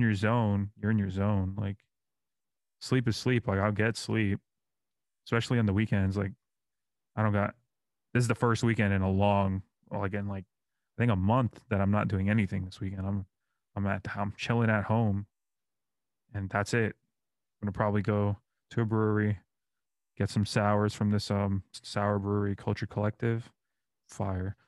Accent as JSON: {"language": "English", "region": "New York", "country": "United States", "tie": "born or raised there", "moved": "yes", "lives_now": "Orlando, United States", "said": "I'm from New York"}